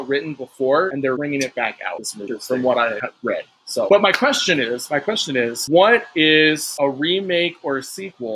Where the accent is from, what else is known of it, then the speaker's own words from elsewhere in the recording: United States; as an American